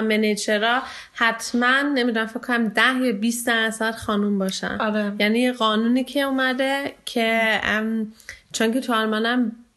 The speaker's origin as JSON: {"language": "Persian", "country": "Iran", "moved": "yes", "lives_now": "Germany", "said": "ایرانی هستم"}